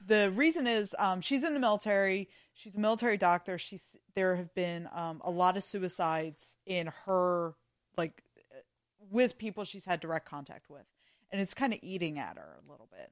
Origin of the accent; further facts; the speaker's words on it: Philadelphia, Pennsylvania, United States; I grew up in Northeast Philly